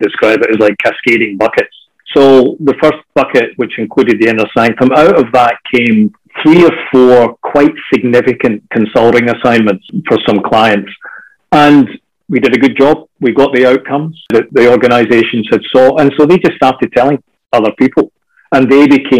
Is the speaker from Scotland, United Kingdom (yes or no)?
yes; Scotland, United Kingdom; now in Australia; as a Scotsman